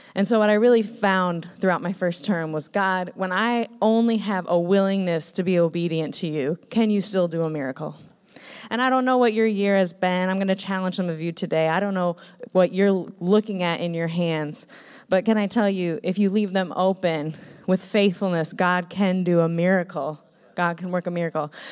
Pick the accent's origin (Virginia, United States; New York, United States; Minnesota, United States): Minnesota, United States; moved away; I grew up in Minnesota